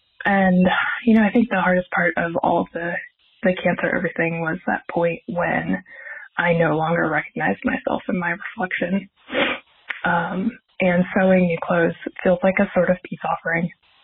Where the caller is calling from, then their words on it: Missoula, Montana, United States; I'm calling from Missoula, Montana.